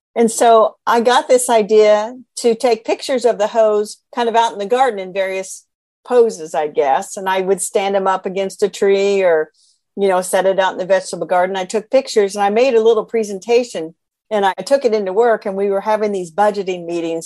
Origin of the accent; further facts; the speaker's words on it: central Indiana, United States; I am from Indiana. I was born and raised here in central Indiana.